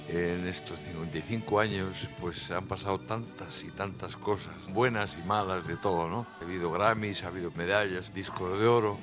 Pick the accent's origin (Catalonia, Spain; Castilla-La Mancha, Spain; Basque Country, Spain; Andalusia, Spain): Basque Country, Spain; Bilbao; pues será mi, mi pueblo